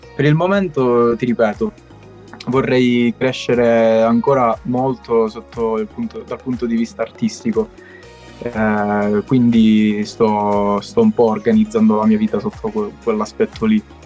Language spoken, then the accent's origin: Italian; Castrolibero, Calabria, Italy; io sono un cantautore calabrese, come dicevo eh, sono di Castro Libero, piccolo comune in provincia di Cosenza.